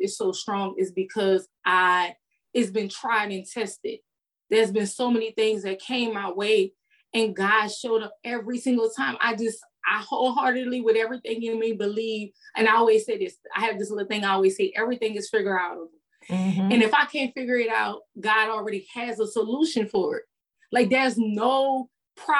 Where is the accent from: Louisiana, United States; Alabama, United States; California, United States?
Louisiana, United States; New Orleans; moved away as an adult; now in Houston, United States; I'm from New Orleans, so we out in the street till 6 o'clock in the morning.